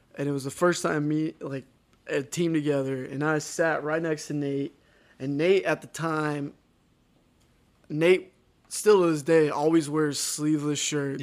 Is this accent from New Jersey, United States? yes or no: no; Texas, United States; moved away as an adult; also born or lived in Ohio; the people I grew up in Texas